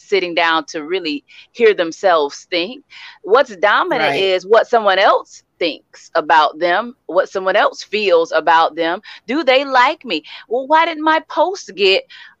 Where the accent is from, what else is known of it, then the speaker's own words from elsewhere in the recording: Sarasota, Florida, United States; moved away as an adult; now in Tallahassee, United States; I'm from Sarasota, Florida.